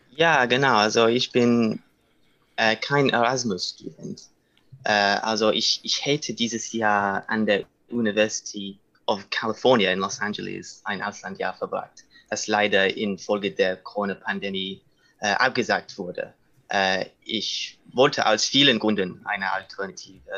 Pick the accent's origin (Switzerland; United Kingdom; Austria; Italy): United Kingdom; German is a second language; moved away as an adult; also born or lived in London; now in Munich, Germany; ich komme aus Großbritannien